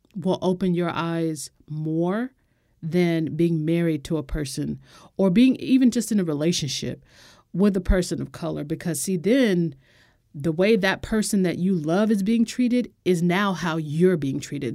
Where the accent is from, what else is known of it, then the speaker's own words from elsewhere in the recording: United States; as an American